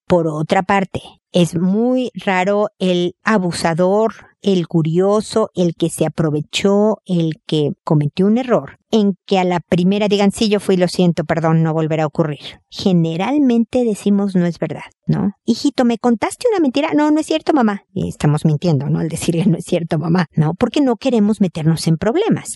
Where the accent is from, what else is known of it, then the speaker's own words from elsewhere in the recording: Mexico; moved away as an adult; now in Santiago, Chile; Yo soy mexicana